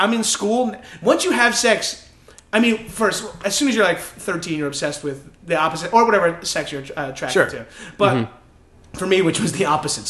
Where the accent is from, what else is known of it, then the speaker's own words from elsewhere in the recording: Northeast, United States; 7-Eleven was like a huge hangout in my hometown, oh, yeah. as they are in most like northeastern cities, whatever.